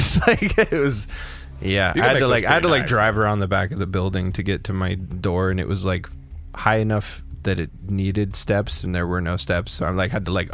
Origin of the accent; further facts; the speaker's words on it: Canada; moved away as an adult; also born or lived in Texas; I grew up in that small town